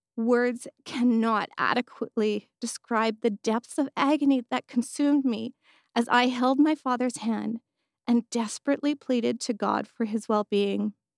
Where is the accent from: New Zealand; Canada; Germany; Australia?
Canada; Edmonton, Alberta; I was born and raised in Edmonton, Alberta